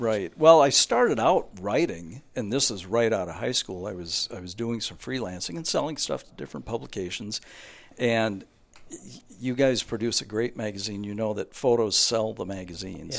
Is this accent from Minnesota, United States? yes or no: yes; Osseo, Minnesota, United States; moved away; also born or lived in Hudson, Wisconsin; I'm from Minnesota originally